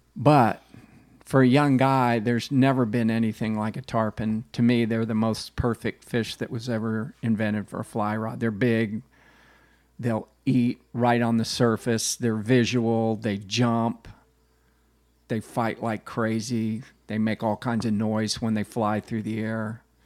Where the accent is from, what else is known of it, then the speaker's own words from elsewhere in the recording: Tampa, Florida, United States; I grew up in Tampa